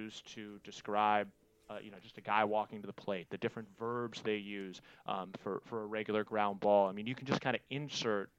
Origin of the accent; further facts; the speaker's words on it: Chicago, Illinois, United States; now in California, United States; growing up in Chicago, games start at 1:20 pretty much every day